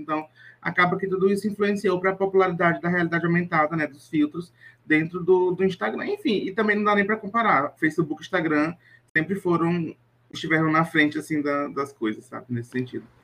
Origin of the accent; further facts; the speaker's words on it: Teresina, Piauí, Brazil; minha terrinha aqui em Teresina, Piauí